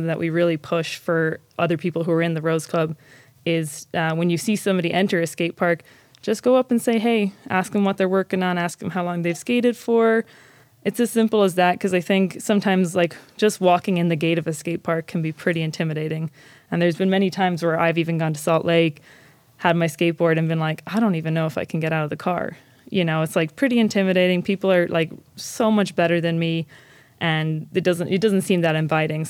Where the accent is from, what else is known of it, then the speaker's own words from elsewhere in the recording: Ireland; moved away as an adult; also born or lived in Claremore, Oklahoma; now in Ogden, United States; growing up in Ireland, there was never anything like skateboarding